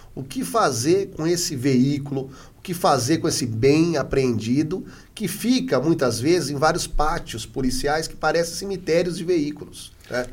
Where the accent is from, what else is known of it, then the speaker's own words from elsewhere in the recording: Adamantina, São Paulo, Brazil; also born or lived in Presidente Prudente / Carapicuíba; Eu sou né, do, do interior de São Paulo, sou de Adamantina